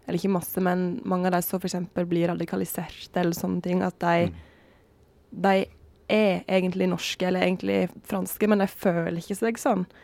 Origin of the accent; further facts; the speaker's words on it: Vestland, Norway; Sogn. Sogn, Sogn